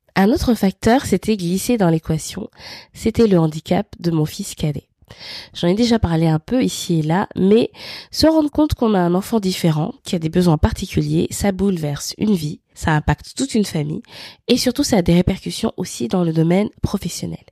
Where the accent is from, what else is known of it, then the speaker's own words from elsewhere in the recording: Libreville, Estuaire, Gabon; je suis née à Libreville au Gabon